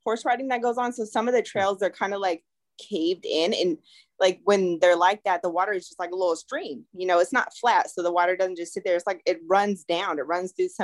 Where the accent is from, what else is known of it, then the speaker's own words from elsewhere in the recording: California, United States; I'm from California